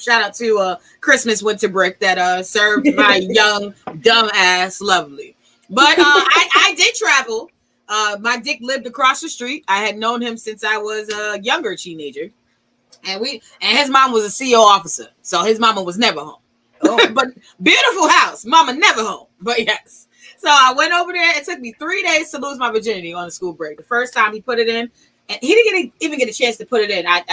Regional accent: Chicago, Illinois, United States; I'm from Chicago.

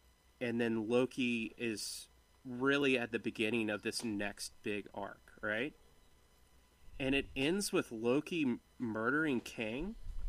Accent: Ireland; Okay. Well, I'm Irish.

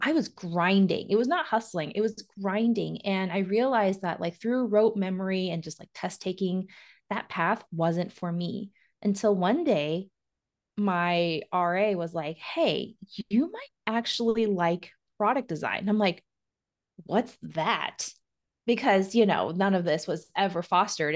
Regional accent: Oregon, United States; I'm from Oregon

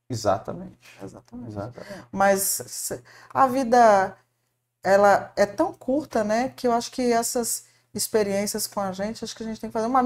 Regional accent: Paraná, Brazil; born there; Eu nasci no Paraná, sou filha de Marina e de Edson.

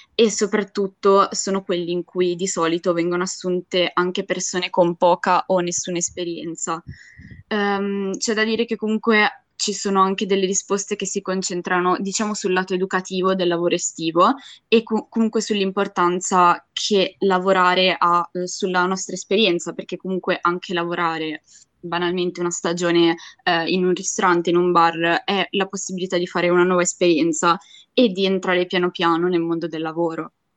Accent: Ligurian Riviera, Italy; moved away as an adult; io vengo dalla Riviera Ligure

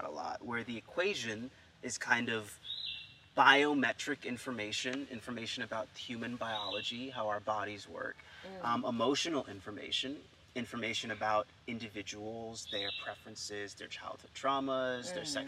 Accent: United States; me being American

